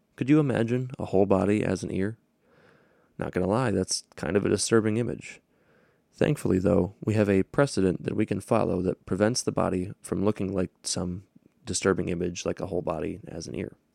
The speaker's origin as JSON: {"language": "English", "town": "Hudsonville", "region": "Michigan", "country": "United States", "tie": "born or raised there", "said": "I grew up in Hudsonville, Michigan, which is near Grand Rapids."}